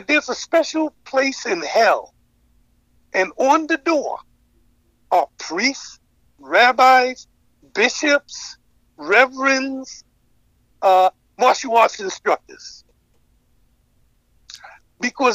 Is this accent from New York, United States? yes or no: yes; New York City, New York, United States; also born or lived in Lincolndale, New York; growing up in Harlem